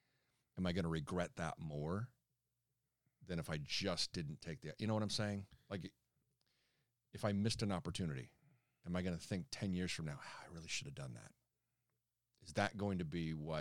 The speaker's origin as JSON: {"language": "English", "town": "Chicago", "region": "Illinois", "country": "United States", "tie": "born or raised there", "said": "growing up in Chicago, being a Bulls fan"}